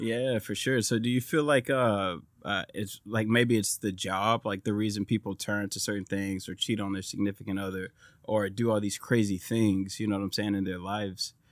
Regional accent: Mauriceville, Texas, United States; I grew up in Mauriceville as well.

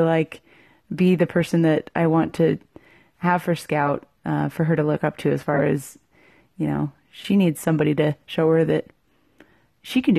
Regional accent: Virginia, United States; moved away; I'm from Virginia, and I went to school, Southern Utah University

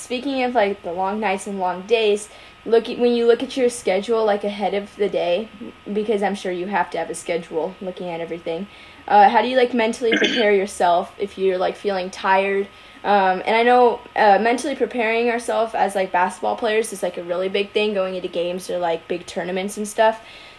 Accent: San Diego, California, United States; because I grew up in San Diego

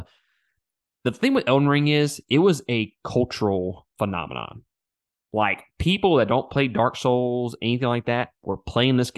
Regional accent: Mississippi, United States; I'm from Mississippi.

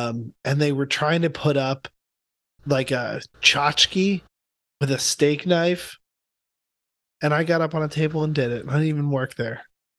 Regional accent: Mount Laurel, New Jersey, United States; moved away as an adult; also born or lived in Philadelphia; now in Baltimore, United States; I grew up in South Jersey, like 20 minutes outside of Philly.

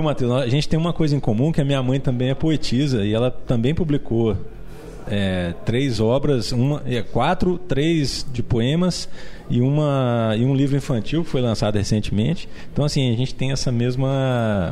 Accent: Belo Horizonte, Minas Gerais, Brazil; que eu sou um brasileiro, que eu nasci em Belo Horizonte

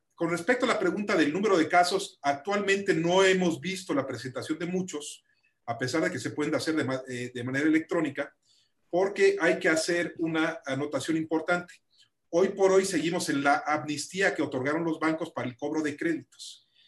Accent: Mexico; como mexicanos todos tenemos una gran responsabilidad

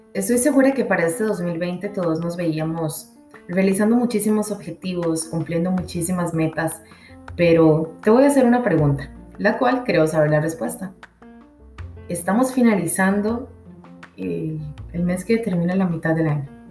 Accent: Costa Rica; soy de Costa Rica

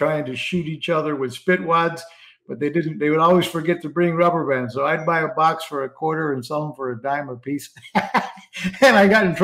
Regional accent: Puerto Rico; moved away as an adult; now in Florida, United States; I grew up in Puerto Rico

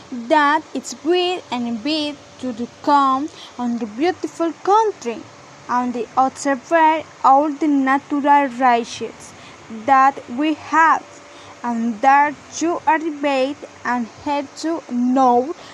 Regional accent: Colombia; English is a second language; I'm 18 years old. I'm from Colombia and I have lived here all my life.

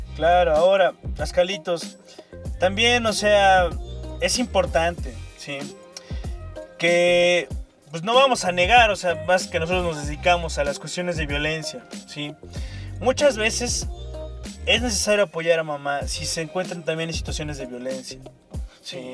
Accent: Veracruz, Mexico; vengo de Veracruz

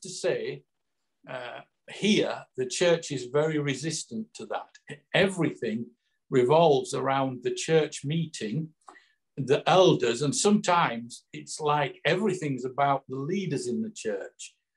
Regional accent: Yorkshire and the Humber, United Kingdom; now in Somerset, United Kingdom; I'm from Yorkshire originally, as you probably tell. Well, Scott will tell from my accent. But I now live down in Somerset

